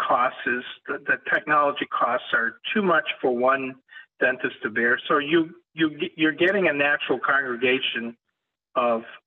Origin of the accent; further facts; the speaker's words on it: southern Maine, United States; moved away as an adult; also born or lived in Florida; I had started a scratch practice in my hometown in southern Maine.